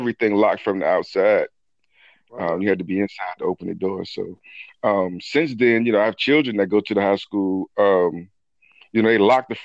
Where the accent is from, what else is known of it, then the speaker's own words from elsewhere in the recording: Smithfield, Virginia, United States; also born or lived in Newport News, Virginia; I'm from Smithfield, Virginia. Where I actually grew up between Smithfield and downtown Newport News, Virginia